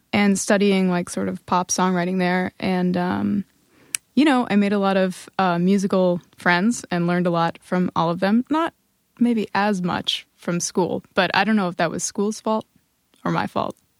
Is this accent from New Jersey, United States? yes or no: yes; northwestern New Jersey, United States; moved away; also born or lived in Montclair, New Jersey; where I was actually from, which is, uh, a tiny little, uh, village in northern, even more northern and western New Jersey.